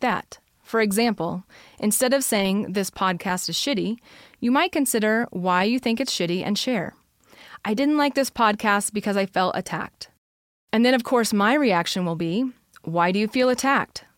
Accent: United States; We are American

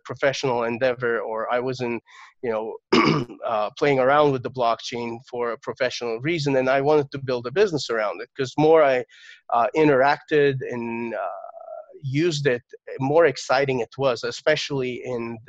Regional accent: Turkey; So I was born in Turkey, and I got my first computer when I was 6 years old.

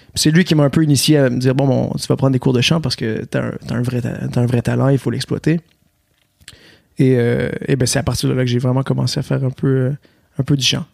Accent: Quebec, Canada; accent: Québécois; j'ai un accent québécois, donc je viens, je viens du Québec

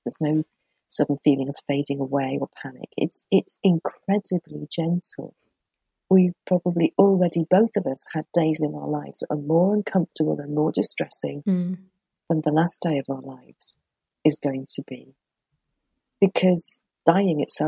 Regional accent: Merseyside, North West England, United Kingdom; I grew up on Merseyside

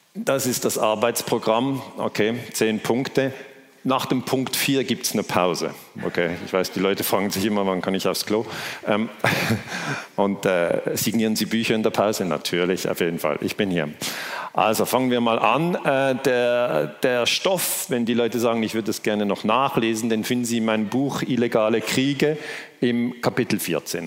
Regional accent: Switzerland; Ich komme aus der Schweiz

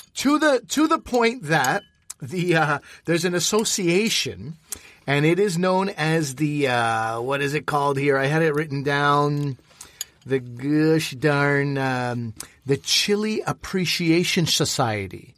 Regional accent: Quebec, Canada; I come from Quebec

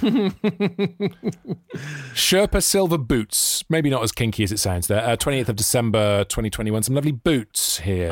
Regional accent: Newport, Wales, United Kingdom; that's my neck of the woods

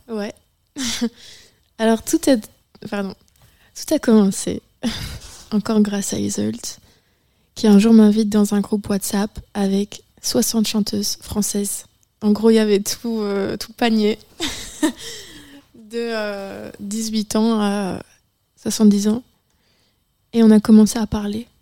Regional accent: Charleroi, Namur, Wallonia, Belgium; moved away as an adult; Moi, je viens euh, de Charleroi, Namur, Un petit village très simple.

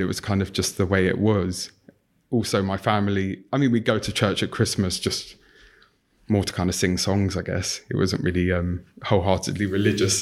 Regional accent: London, United Kingdom; I grew up in North London

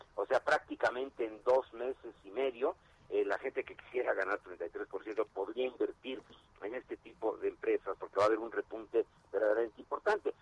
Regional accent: Nezahualcóyotl, State of Mexico, Mexico; yo soy de Nezahualcóyotl, ahorita que estoy hablando con ustedes, estoy aquí en mi casa

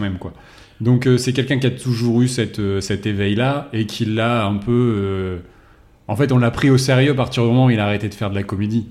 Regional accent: France; on était français

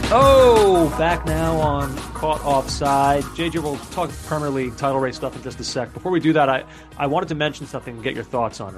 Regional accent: United States; as an American

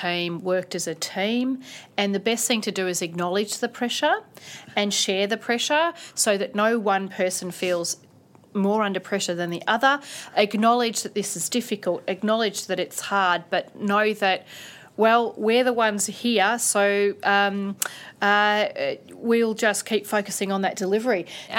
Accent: Australia; We are Australian public servants. We are servants of the people of Australia.

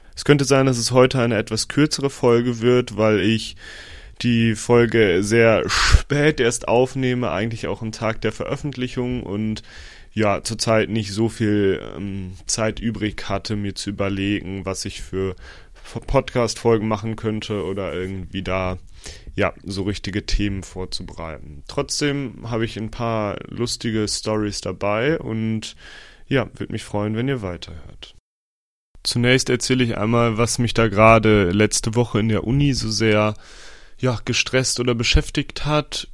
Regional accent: Osnabrück, Lower Saxony, Germany; moved away; in meiner Heimat Osnabrück

